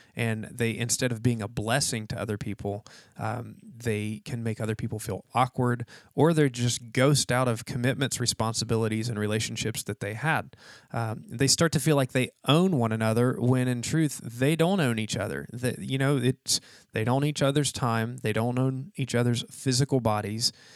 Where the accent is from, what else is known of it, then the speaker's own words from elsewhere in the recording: West Virginia, United States; now in Florida, United States; I'm from West Virginia